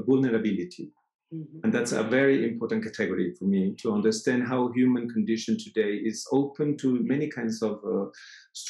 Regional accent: Mexico; also born or lived in Fribourg, Switzerland / Mexico City, Mexico; I come from Mexico

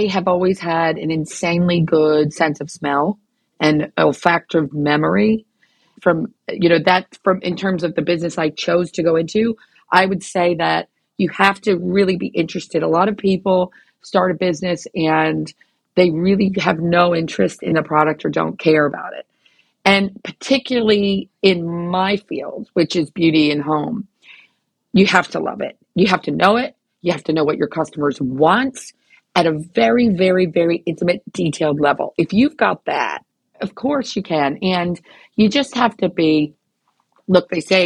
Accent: New York, United States; moved away; I'm American, obviously, and I'm from New York

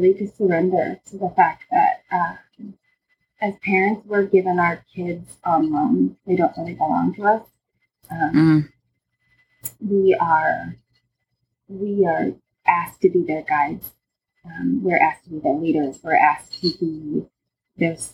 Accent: Lincoln and Omaha, Nebraska, United States; I grew up in Lincoln and Omaha

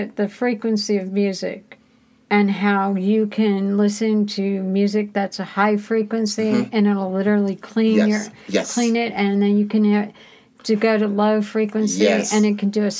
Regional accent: Great Lakes, Illinois, United States; I was born in Great Lakes.

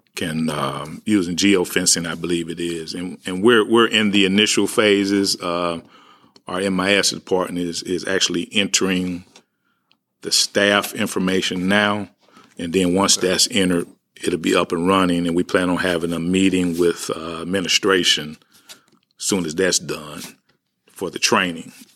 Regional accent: St. Louis, Missouri, United States; also born or lived in Walnut Park, St. Louis; I grew up in the Ville. I grew up partly in Walnut Park. Uh, but I, I grew up really in that Ville area

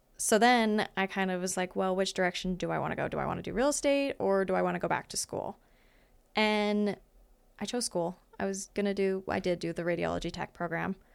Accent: Great Falls, Montana, United States; also born or lived in Fairfield, Montana; I was born in Great Falls, and then my family is from Fairfield, Montana. So, which is a little tiny town, ca, central Montana

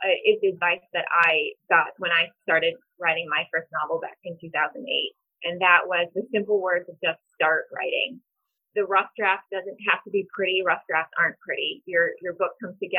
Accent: New Haven, Missouri, United States; moved away as an adult; also born or lived in South Carolina; now in Kansas City, United States; I grew up in the Berger River Bottoms on a farm. Went to New Haven High School

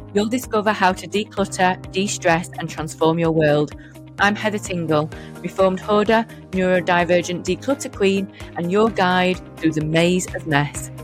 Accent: United Kingdom; I'm proper British

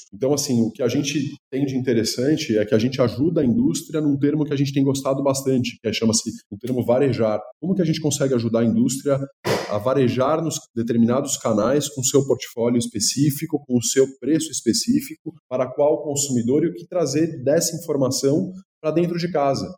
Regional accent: Brazil; eu como brasileiro

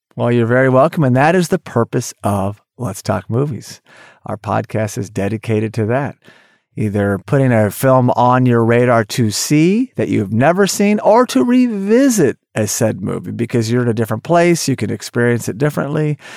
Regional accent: Tulsa, Oklahoma, United States; I grew up in Tulsa, Oklahoma

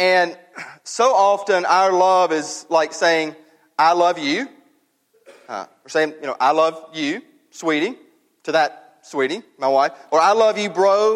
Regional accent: Mississippi, United States; We all do. We're from Mississippi

